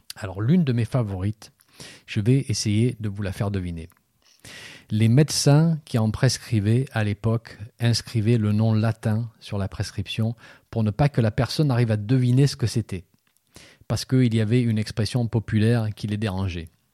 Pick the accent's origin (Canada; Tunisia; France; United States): France; chez nous en France